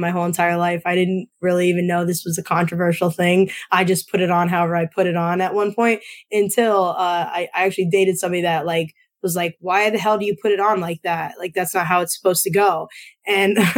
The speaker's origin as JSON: {"language": "English", "region": "Northeast Pennsylvania", "country": "United States", "said": "I'm from Northeast PA, and a lot of where I'm from is very pizza competitive."}